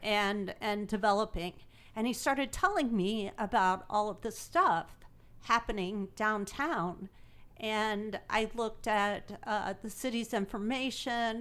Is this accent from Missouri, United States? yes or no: yes; Imperial, Missouri, United States; now in Greenville, United States; I grew up in Imperial, Missouri